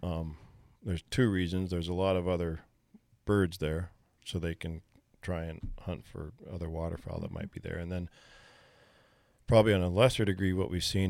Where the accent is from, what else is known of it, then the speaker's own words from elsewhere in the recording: Bozeman, Montana, United States; Born and raised in Bozeman